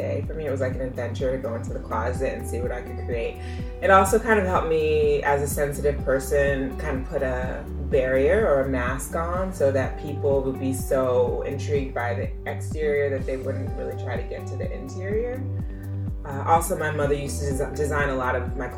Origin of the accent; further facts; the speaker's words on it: Nigeria; I'm Nigerian